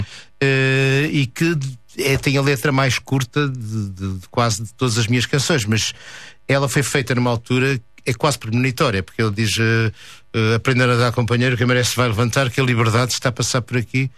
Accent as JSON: {"language": "Portuguese", "town": "Porto", "region": "Norte", "country": "Portugal", "also_born_or_lived": "Paris / Vancouver", "moved": "as an adult", "said": "eu sou mais urbano, sou do Porto"}